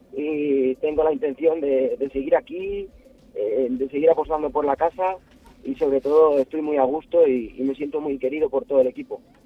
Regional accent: Lubrín, Andalusia, Spain; moved away as an adult; also born or lived in Viator / Ribera del Duero; now in Peñafiel, Spain; yo soy de Lubrín

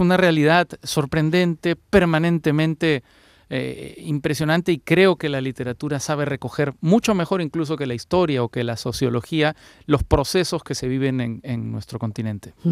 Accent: Peru; Fernando y yo somos peruanos

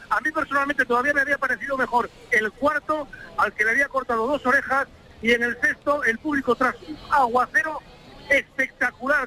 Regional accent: Gijón, Asturias, Spain; vengo del norte, vengo de Gijón

